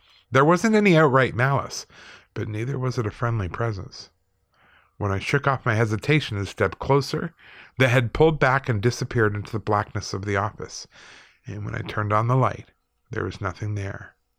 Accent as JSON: {"language": "English", "region": "South Dakota", "country": "United States", "tie": "born or raised there", "also_born_or_lived": "Chicago", "said": "My whole life has been a mess of paranormal activity, both here in South Dakota where I grew up and in Chicago where I went to school. I'm of Native American heritage and a firm believer in the paranormal."}